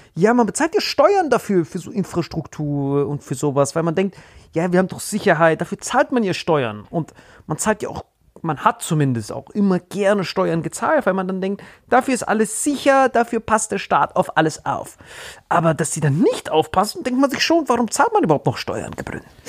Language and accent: German; Germany; wir als Deutsche